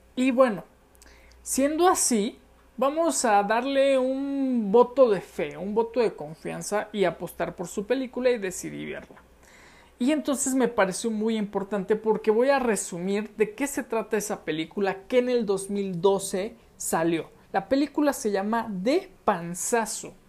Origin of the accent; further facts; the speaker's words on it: Mexico; los mexicanos, antes de que existiera el Internet, lo único que veíamos era la televisión mexicana